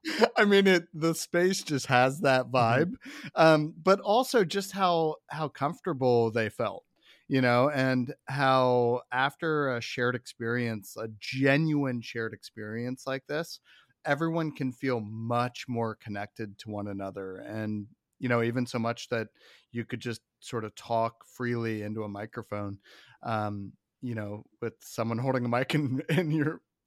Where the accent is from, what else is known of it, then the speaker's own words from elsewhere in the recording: Midwest, United States; I'm from the Midwest too.